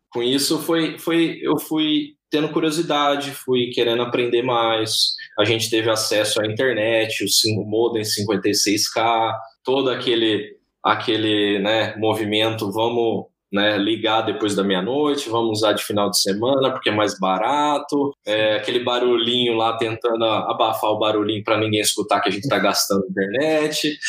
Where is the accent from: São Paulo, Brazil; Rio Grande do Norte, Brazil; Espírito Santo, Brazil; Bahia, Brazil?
São Paulo, Brazil; Bilac; accent: R puxado; moved away; eu venho de uma cidade lá do interior de São Paulo, eu tenho esse R puxado, né? É, de uma cidade chamada Bilac